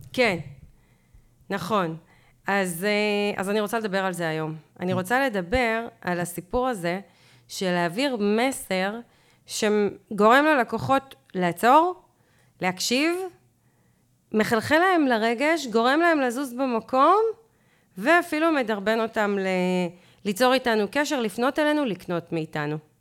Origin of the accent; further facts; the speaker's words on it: Israel; אנחנו ישראלים